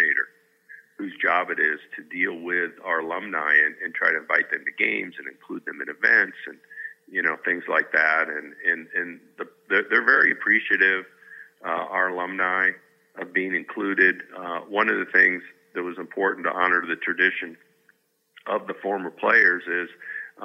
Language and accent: English; Tucson, Arizona, United States; I grew up in Tucson